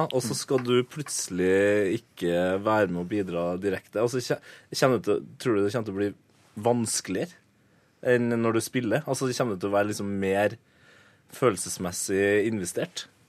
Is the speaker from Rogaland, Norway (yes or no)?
no; Trøndelag, Norway; jeg er jo trønder